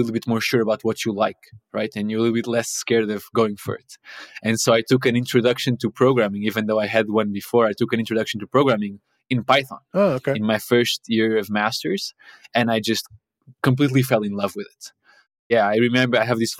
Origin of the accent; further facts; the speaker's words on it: Portugal; moved away as an adult; now in Copenhagen, Denmark; I'm originally from Portugal. I live in Copenhagen now, but that's where I did my bachelor's